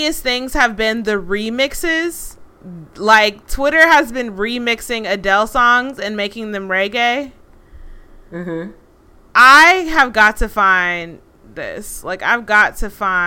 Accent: United States; I'm American

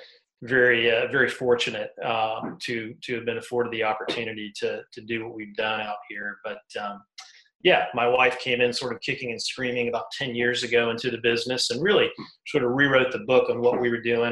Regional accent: South Carolina, United States; moved away; From the Carolinas, man. My father was a Southern Baptist preacher, so born and raised in mainly in South Carolina

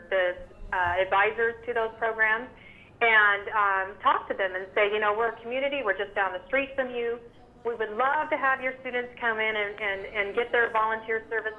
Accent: Las Vegas, Nevada, United States; I'm from Las Vegas

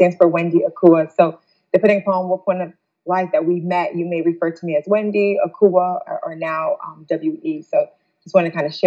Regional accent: New Jersey, United States; moved away as an adult; also born or lived in Ghana; now in Detroit, United States; I was born and raised in Jersey

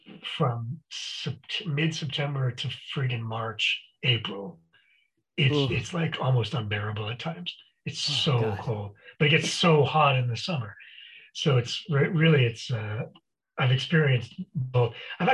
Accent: Montreal, Quebec, Canada; moved away as an adult; now in Woodland Hills, United States; I grew up in Montreal.

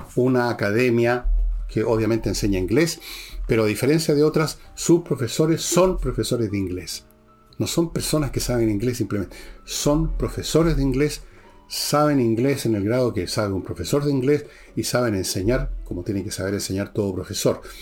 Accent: Chile; somos los chilenos comunes y corrientes, los ciudadanos.

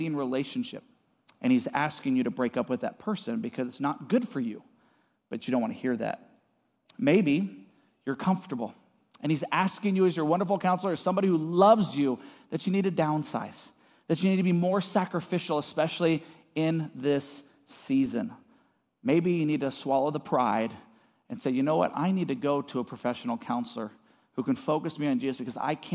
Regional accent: Seattle, Washington, United States; also born or lived in California / Arizona; now in Post Falls, United States; I grew up in Seattle

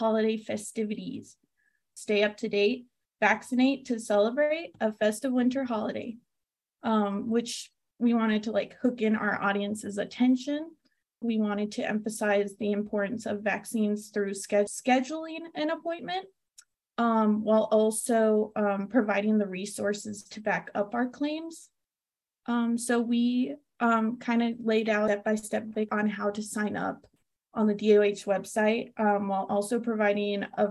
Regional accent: Las Cruces, New Mexico, United States; also born or lived in California; I am from California, but after moving to New Mexico at a young age to be closer to family, I now consider my home to be Las Cruces

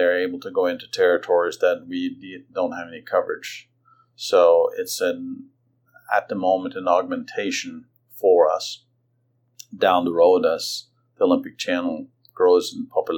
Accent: Norway; now in Atlanta, United States; Lillehammer, because that was my home country.

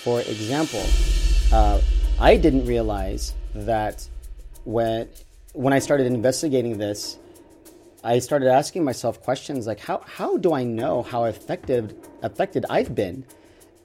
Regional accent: Arkansas, United States; moved away as an adult; also born or lived in Los Angeles; I grew up in Arkansas

